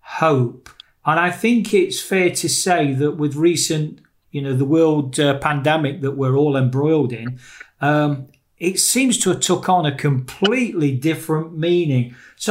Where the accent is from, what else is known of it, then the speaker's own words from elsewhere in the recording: Nottingham, East Midlands, United Kingdom; Today, I'm joined by somebody from my hometown in Nottingham in England.